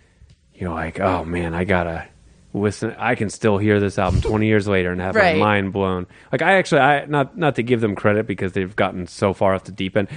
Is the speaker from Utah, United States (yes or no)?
no; New York City, New York, United States; I grew up on Staten Island